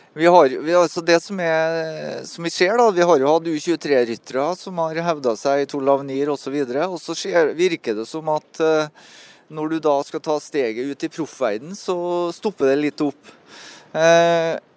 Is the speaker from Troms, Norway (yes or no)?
no; Melhus, Trøndelag, Norway; moved away; når jeg bodde på Melhus, da, så der jeg er fra, så var det en bakke på to km som jeg måtte sykle hver gang jeg kom hjem fra skolen